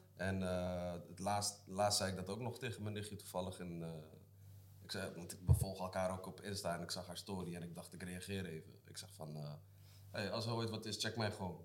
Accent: Zeeland, Netherlands; ik kom uit Zeeland, hè, dat is de kontgat van Nederland.

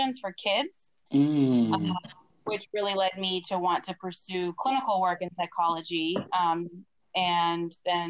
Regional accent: Boston, Massachusetts, United States; moved away as an adult; also born or lived in Sarajevo, Bosnia / Germany; now in Santa Monica, United States; Grew up in the Boston area.

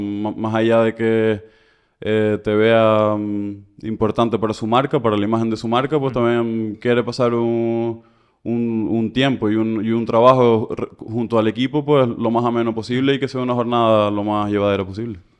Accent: Canary Islands, Spain; moved away as an adult; also born or lived in Barcelona; salí de Canarias un poco más tarde, pero sí, empezar más o menos 2012

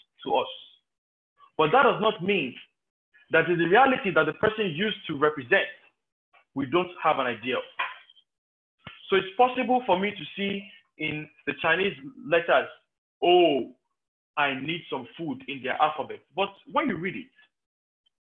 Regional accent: Nigeria; growing up in Nigerian homes

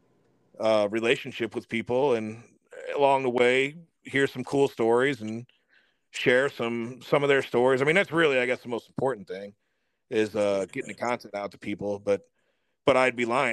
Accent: St. Louis, Missouri, United States; I'm from St. Louis

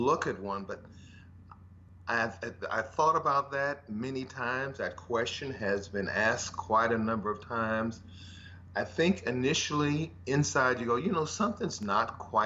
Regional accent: Los Angeles, California, United States; I grew up in South Central Los Angeles, rather humble beginnings

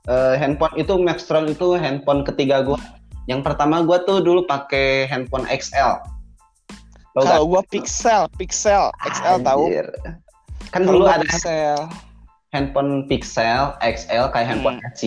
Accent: Bogor, West Java, Indonesia; asli gue nuturan Bogor ada turunan Belandanya Uganda sih

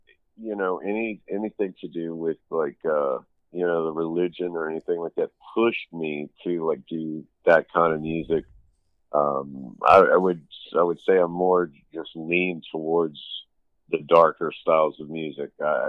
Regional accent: Daytona Beach, Florida, United States; born there; I was born in Daytona Beach, Florida. And my family is military.

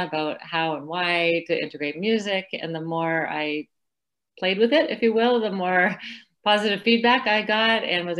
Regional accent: California, United States; now in Florida, United States; I live in Florida now, but I was born and raised in California.

